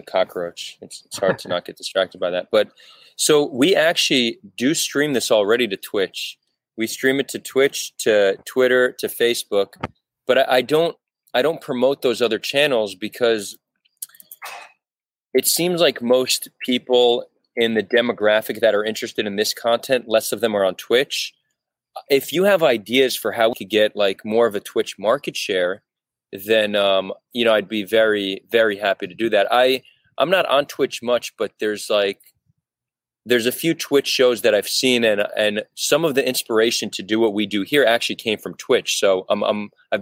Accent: United States; also born or lived in Israel; I grew up in America, but I'm Israeli.

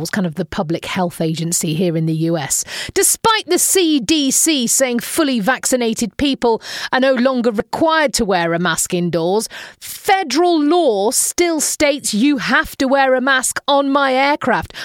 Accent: United Kingdom; we Brits

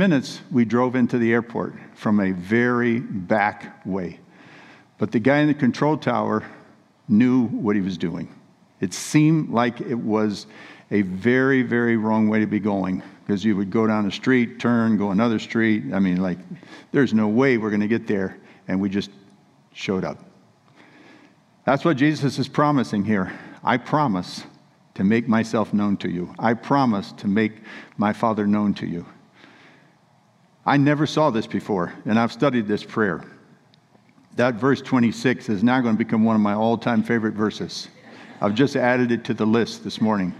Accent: Central California, United States; we're from Central California where we were raised, but we were living in Northern California, about 60 miles above Sacramento up in the mountains

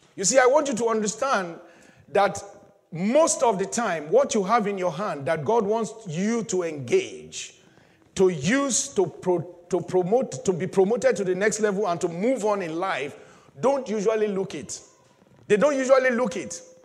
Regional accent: Nigeria; moved away; back in my home country

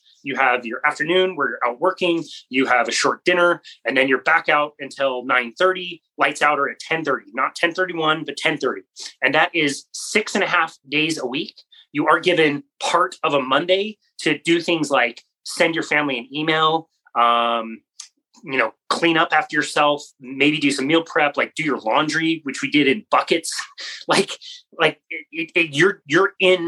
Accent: Utah, United States; a 19-year-old white kid from Utah

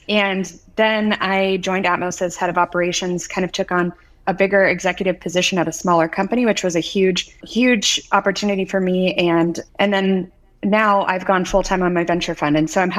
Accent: Midwest, United States; born there; also born or lived in West Coast; I was born in the Midwest, studied engineering, started my career in pharmaceutical manufacturing of all things.

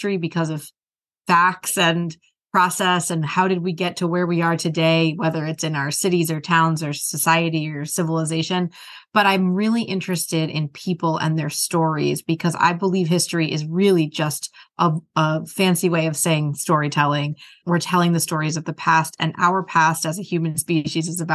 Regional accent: New Jersey, United States; moved away as an adult; now in Rhode Island, United States; I'm from New Jersey originally. I'm not from Rhode Island

